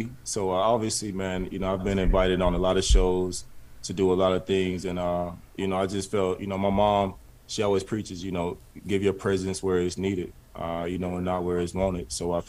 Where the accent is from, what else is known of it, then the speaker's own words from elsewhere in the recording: South Carolina, United States; I grew up in a small household. I grew up in South Carolina.